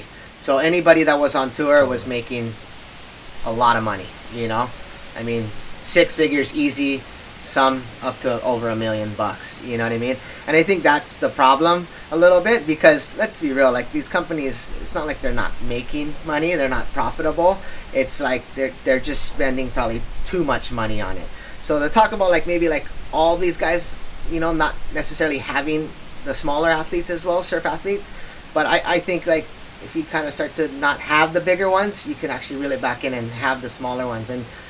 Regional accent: Hawaii, United States; Like, most of us grew up on the North Shore. I mean, I grew up on the South Side, but, like, parents had decent jobs, like, nice house

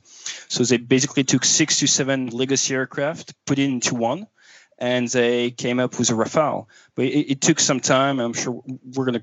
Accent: southwest France, France; moved away as an adult; now in United Kingdom; born and raised in the southwest of France near a force base called where my dad was stationed.

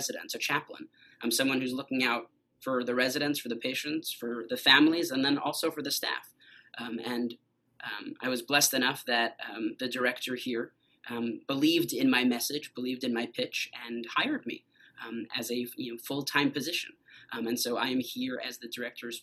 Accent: Yonkers, New York, United States; moved away as an adult; now in Memphis, United States; I grew up in the New York City area in Yonkers, New York, and lived there my entire life up until 3 years ago

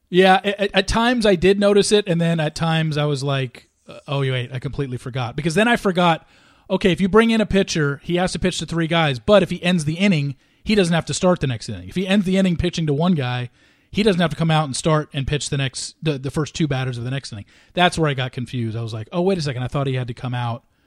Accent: Southern California, United States; I grew up in Southern California

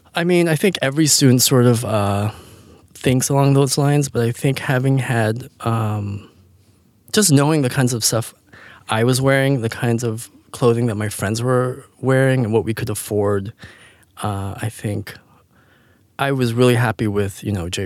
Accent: Canada; moved away; I grew up in Canada and, uh, I come from a very small family

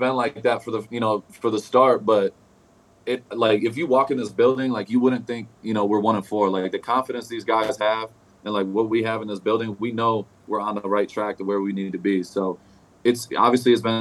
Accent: Michigan, United States; I grew up in Michigan.

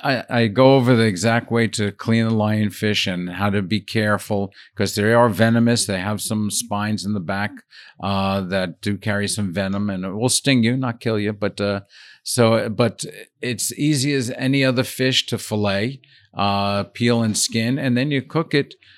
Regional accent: Brooklyn, New York, United States; moved away as an adult; also born or lived in Paris; I grew up in Brooklyn and kind of loved

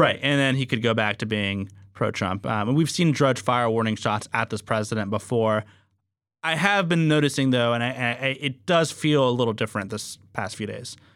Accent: Fresno, California, United States

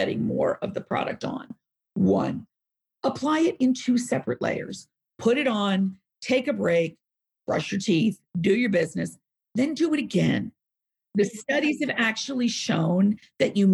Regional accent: New York, United States; I'm from New York.

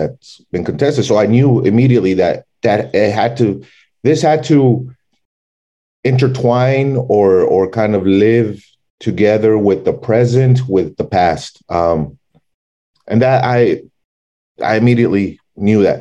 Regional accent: El Paso, Texas, United States; also born or lived in Dallas, Texas; growing up in El Paso

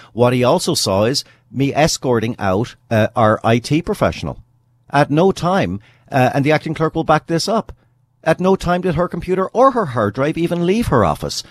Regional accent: British Columbia, Canada; as a British Columbian

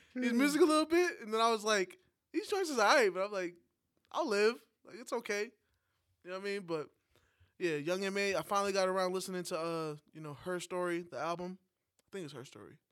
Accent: New York, United States; moved away; as a New Yorker, that hasn't been in New York for a while

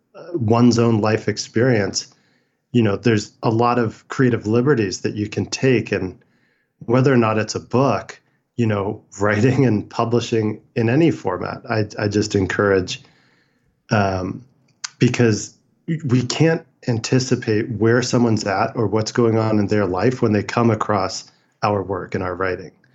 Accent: San Francisco, California, United States; I was born in San Francisco in 1981.

